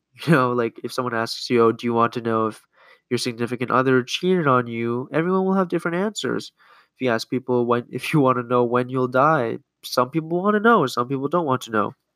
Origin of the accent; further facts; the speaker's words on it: Canada; now in United States; I grew up in Canada